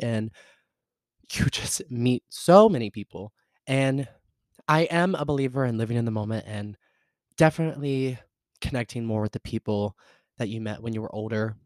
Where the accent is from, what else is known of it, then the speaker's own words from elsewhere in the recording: the South, United States; I'm from the South